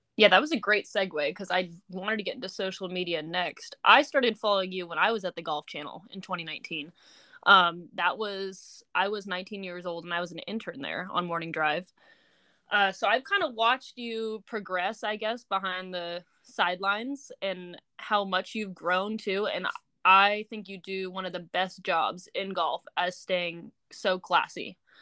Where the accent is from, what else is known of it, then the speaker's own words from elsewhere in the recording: Laguna Beach, California, United States; I'm from Laguna Beach, California